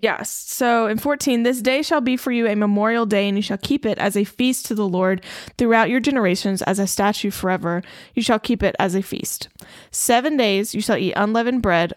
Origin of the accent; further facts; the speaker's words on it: the South, United States; Growing up in the South as a Christian